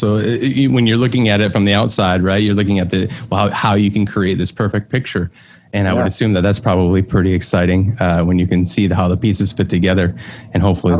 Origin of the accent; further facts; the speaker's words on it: Detroit, Michigan, United States; I'm from Detroit.